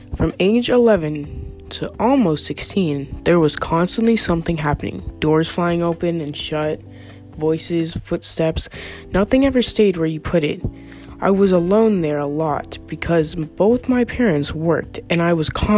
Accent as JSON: {"language": "English", "region": "New Mexico", "country": "United States", "tie": "born or raised there", "said": "So I grew up in New Mexico and was always very into the outdoors, hiking, camping, rock climbing, etc."}